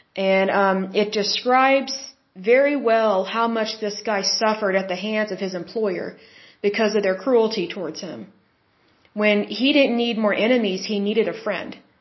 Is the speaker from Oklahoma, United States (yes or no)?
yes; Oklahoma, United States; I'm from Oklahoma